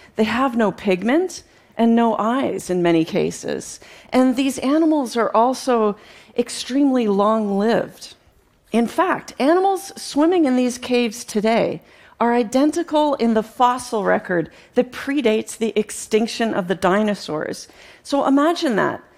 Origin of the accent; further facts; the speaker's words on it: Canada; growing up in Canada as a young girl